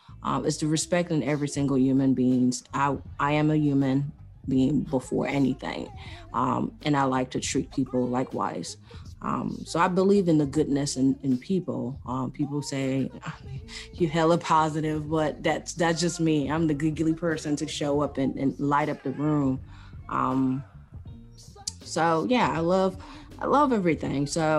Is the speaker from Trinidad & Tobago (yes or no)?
no; Cameroon; I hail from Africa, Central Africa, the country of Cameroon.